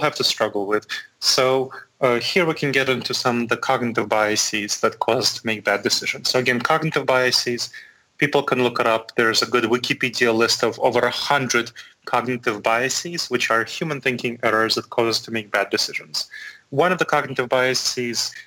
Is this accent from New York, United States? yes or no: yes; New York City, New York, United States; moved away as an adult; also born or lived in Chisinau, Moldova / Boston / Chapel Hill; now in Columbus, United States; I was born in Moldova. My parents were there in Chisinau, Moldova, which is just east of Romania and just southwest of Ukraine. So I was born there, and my parents immigrated when I was 10 to the United States. So I grew up in New York City